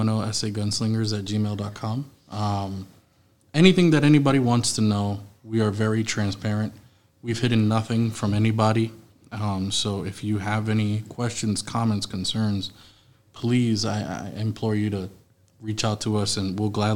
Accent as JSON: {"language": "English", "region": "New York", "country": "United States", "said": "I'm from New York."}